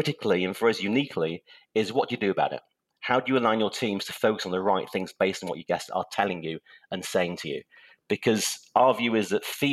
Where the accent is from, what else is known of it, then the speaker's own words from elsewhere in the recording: Manchester, North West England, United Kingdom; moved away; also born or lived in Cheshire; I'm English. I was born in Manchester, England